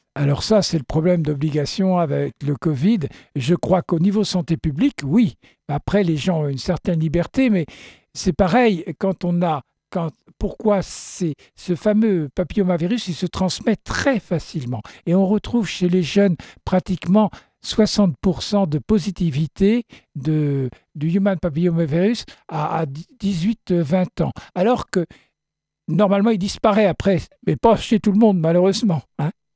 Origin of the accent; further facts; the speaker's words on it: France; chez nous en France